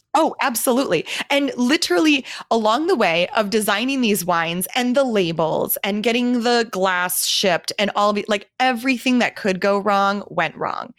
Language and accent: English; Milwaukee, Wisconsin, United States; moved away as an adult; also born or lived in Minnesota; now in Phoenix, United States; my hometown